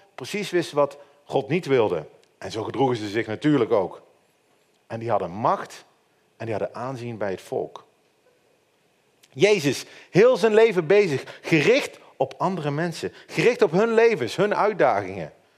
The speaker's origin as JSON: {"language": "Dutch", "country": "Netherlands", "said": "En als Nederlander hebben wij van nature altijd heel makkelijk heel veel kritiek op leiding."}